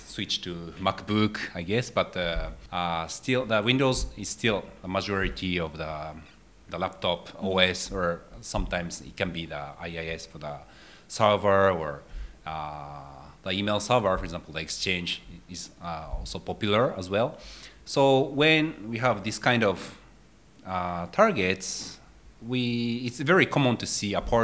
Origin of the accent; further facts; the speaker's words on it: Japan; I'm from Japan.